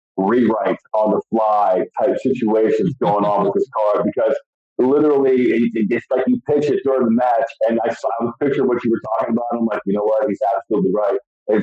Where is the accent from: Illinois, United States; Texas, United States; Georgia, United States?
Georgia, United States; Stone Mountain; also born or lived in Atlanta; I grew up in Atlanta, in Stone Mountain, Georgia, went to high school.